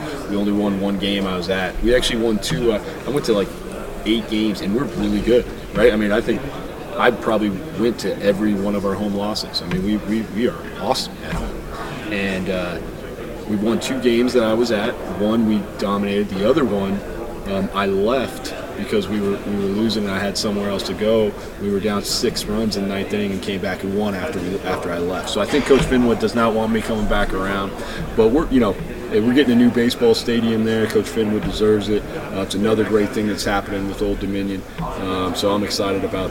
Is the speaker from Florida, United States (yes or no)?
no; Colorado, United States; moved away; I'm from Colorado, and when I grew up, the Rockies weren't around yet.